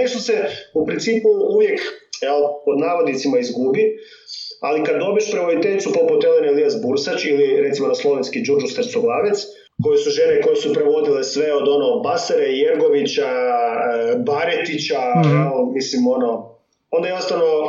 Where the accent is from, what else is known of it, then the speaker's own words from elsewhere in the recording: Međimurje County, Croatia; accent: Kajkavian; first language Kajkavian Croatian; also born or lived in Germany; Odrastao sam kao dijete međumorske u Njemačkoj.